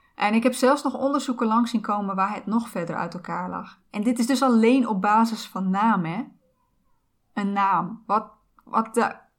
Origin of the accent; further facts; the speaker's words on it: Netherlands; ik ben geboren in Nederland, waar ik alle kansen heb gekregen